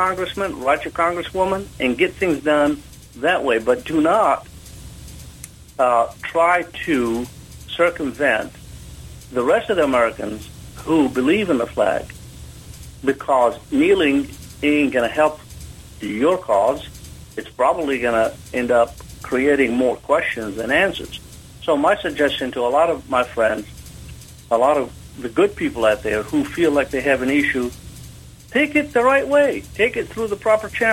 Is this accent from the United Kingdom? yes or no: no; Jordan; now in United States; I was born in Jordan, which is a small country there in the Middle East.